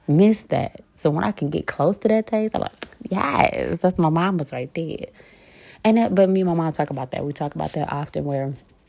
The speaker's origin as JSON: {"language": "English", "town": "St. Louis", "region": "Missouri", "country": "United States", "moved": "yes"}